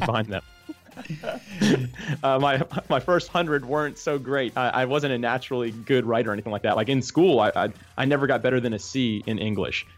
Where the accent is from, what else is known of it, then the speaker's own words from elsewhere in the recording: Jacksonville, Florida, United States; I was actually born and raised Jacksonville, Florida